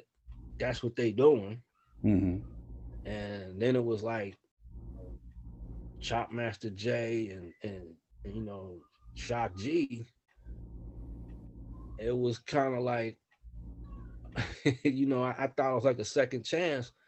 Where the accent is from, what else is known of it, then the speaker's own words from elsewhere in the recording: Oakland, California, United States; I grew up in West Oakland